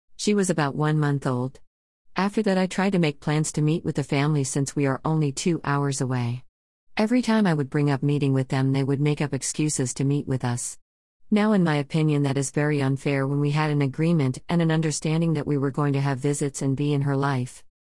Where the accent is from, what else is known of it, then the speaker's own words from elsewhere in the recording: Gainesville, Florida, United States; I was born in Gainesville, Florida at Shane's Hospital.